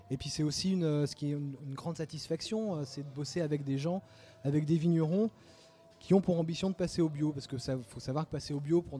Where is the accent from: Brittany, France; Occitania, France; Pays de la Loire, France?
Pays de la Loire, France; Pornic; moi, je suis de Pornic, exactement.